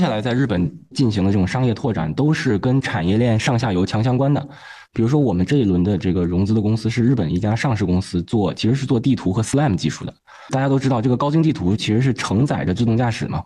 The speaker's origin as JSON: {"language": "Chinese", "region": "Tianjin", "country": "China", "said": "我们天津人说相声报菜名儿"}